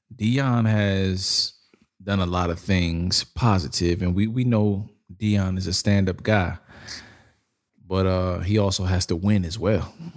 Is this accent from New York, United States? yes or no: yes; New York, United States; I come from New York